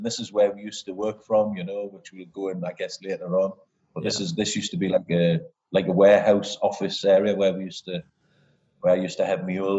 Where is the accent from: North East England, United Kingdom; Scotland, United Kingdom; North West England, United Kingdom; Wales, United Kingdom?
North East England, United Kingdom; Newcastle upon Tyne; moved away as an adult; now in Perth, Australia; I grew up in Newcastle, northeast of England. And I live in Perth, Western Australia.